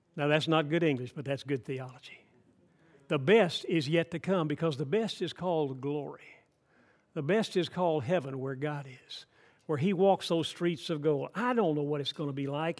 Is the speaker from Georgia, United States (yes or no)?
yes; Atlanta, Georgia, United States; I grew up in Atlanta, Georgia. I grew up in city, big city